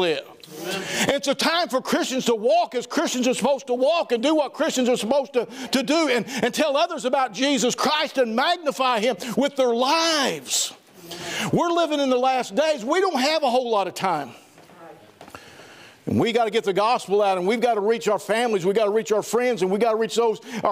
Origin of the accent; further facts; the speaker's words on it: Southern Missouri, United States; I'm from Southern Missouri